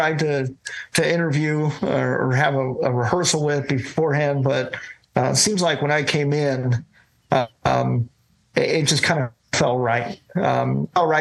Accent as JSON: {"language": "English", "town": "Las Vegas", "region": "Nevada", "country": "United States", "tie": "born or raised there", "said": "I grew up in Las Vegas, Nevada"}